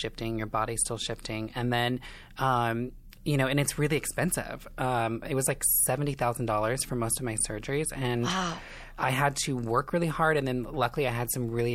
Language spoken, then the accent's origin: English; Indiana, United States; moved away as an adult; now in Los Angeles, United States; I am from Indiana, small town. I kind of grew up in a trailer park situation